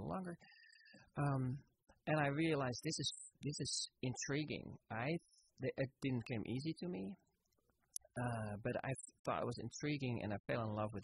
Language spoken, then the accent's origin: English; Netherlands; moved away as an adult; now in Petaluma, United States; I didn't grow up here in California. I was born and raised in Holland